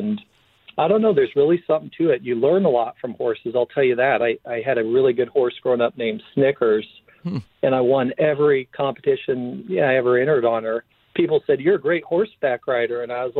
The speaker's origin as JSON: {"language": "English", "town": "Jackson", "region": "Wyoming", "country": "United States", "tie": "born or raised there", "said": "I grew up in Wyoming, Jackson Hole, these big, beautiful outdoor spaces, Yellowstone on one side, Grand Teton National Park on the other."}